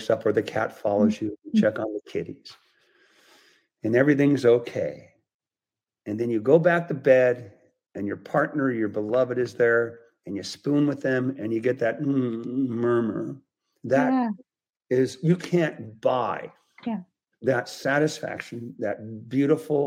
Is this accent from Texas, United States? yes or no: no; California, United States; being a Californian